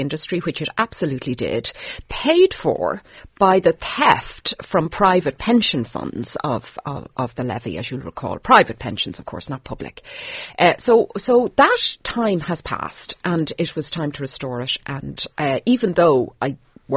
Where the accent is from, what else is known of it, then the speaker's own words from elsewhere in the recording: Ireland; we're Irish